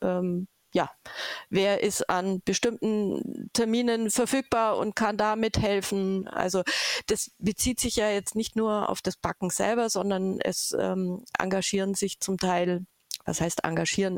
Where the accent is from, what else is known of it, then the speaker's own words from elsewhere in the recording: Augsburg area, Bavaria, Germany; ich komme aus der Augsburger Gegend